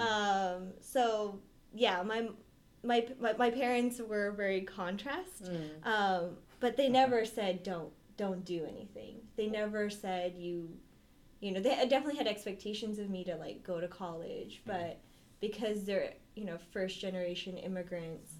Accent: Bay Area, California, United States; moved away as an adult; I'm from the Bay Area

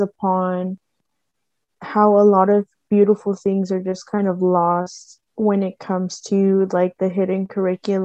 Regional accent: San Jose, California, United States; I grew up in Eastside San Jose

